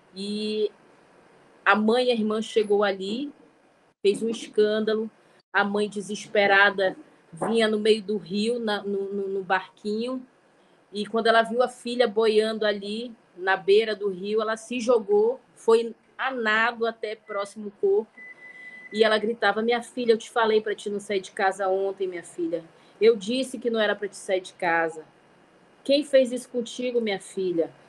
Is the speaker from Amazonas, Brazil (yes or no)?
yes; Manaus, Amazonas, Brazil; nós somos de Manaus